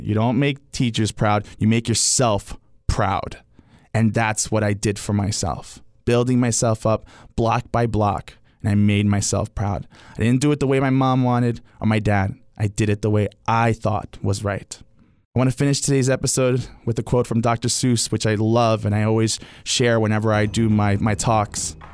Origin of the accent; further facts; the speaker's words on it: Montgomery County, Maryland, United States; Montgomery County Public School System. Uh, I took Spanish from sixth grade all the way to twelfth grade